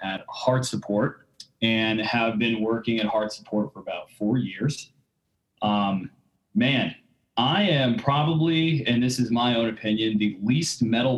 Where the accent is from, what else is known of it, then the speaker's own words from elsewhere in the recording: Dallas, Texas, United States; now in Houston, United States; I grew up in Dallas, Texas. So I live in Houston now